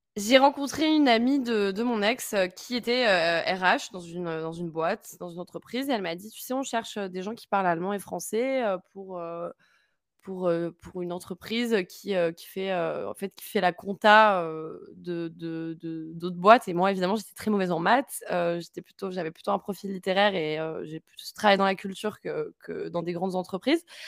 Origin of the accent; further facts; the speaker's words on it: France; moved away as an adult; also born or lived in Hungary; now in Berlin, Germany; je suis française